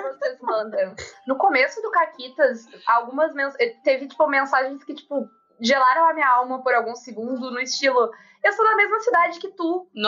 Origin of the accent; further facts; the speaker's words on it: South Region, Brazil; eu sou sulista